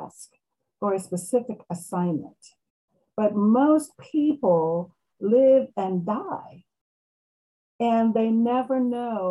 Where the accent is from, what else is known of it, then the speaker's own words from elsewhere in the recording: Maryland, United States; I am from Maryland, United States. I'm in Maryland